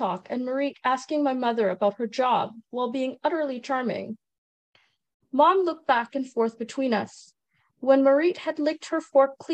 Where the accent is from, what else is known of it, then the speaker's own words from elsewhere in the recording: Trinidad & Tobago; now in Canada; I'm originally from Trinidad and Tobago. I was born there and I immigrated with my parents to Canada